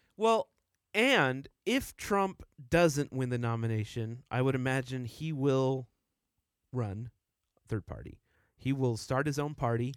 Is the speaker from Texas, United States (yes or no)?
yes; Dallas, Texas, United States; moved away as an adult; now in Utah, United States; I grew up in Texas. I lived there for twenty years